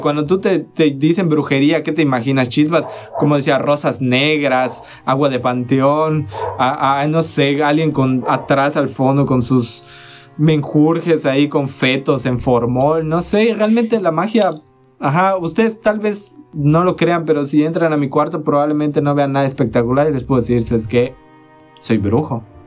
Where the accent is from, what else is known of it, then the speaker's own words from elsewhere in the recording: Hoctún, Yucatán, Mexico; moved away; yo soy de Hoctun